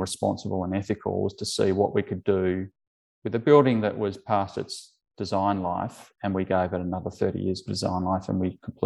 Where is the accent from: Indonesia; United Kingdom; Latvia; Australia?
Australia; Perth, Western Australia; we're from Perth